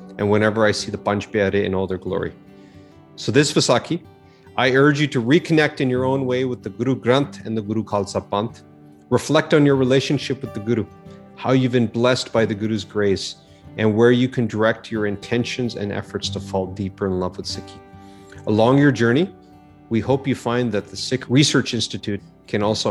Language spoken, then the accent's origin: English; Calgary, Alberta, Canada; an apathetic and confused teenager growing up in Calgary, Alberta